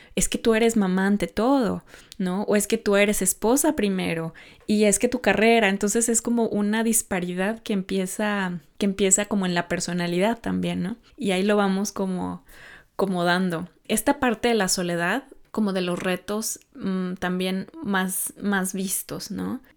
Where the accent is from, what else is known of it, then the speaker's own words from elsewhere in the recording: Mexico; now in Norway; no es un sistema que está en mi país muy arraigado, porque, porque bueno, en México